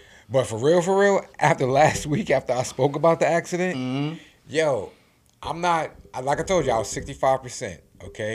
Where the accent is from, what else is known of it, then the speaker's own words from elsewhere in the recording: New York City, New York, United States; I grew up in New York City, you know what I'm saying, born in the 80s, raised in the 90s